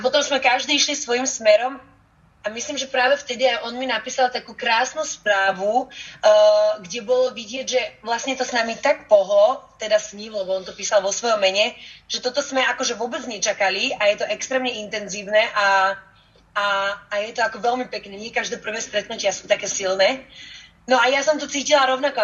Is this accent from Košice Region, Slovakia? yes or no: no; Bratislava, Bratislava Region, Slovakia; also born or lived in Germany / Záhorie / Bosnia; Viac menej žijem celý život v Bratislave, s tým, že chvíľočku sme bývali aj na Záhori, chvíľočku sme tak nejak pendlovali, aj, ja som sa narodila totiž to v Nemecku. Takže moje prvé roky boli práve v Nemecku, potom sme prišli do Bratislavy